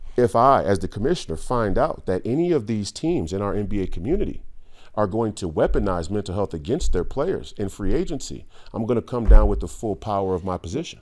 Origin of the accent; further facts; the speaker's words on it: Minneapolis, Minnesota, United States; also born or lived in Saint Paul; I grew up in the Twin Cities. I grew up in Minneapolis. I grew up in Saint Paul